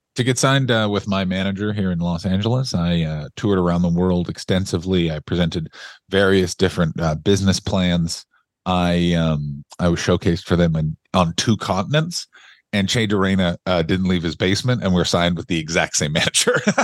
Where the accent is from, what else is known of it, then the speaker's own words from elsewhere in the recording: Ottawa, Ontario, Canada; I grew up in Ottawa, Ontario, Canada